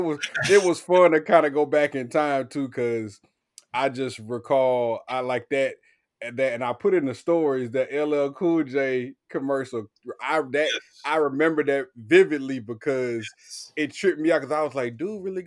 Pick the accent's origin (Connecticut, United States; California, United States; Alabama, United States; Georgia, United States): California, United States; moved away; also born or lived in Tennessee; I'm originally from California.